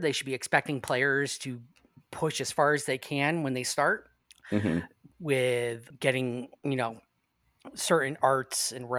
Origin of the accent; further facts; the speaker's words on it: near Dudleytown, Connecticut, United States; I grew up near Dudley. I grew up near, literally was a town away.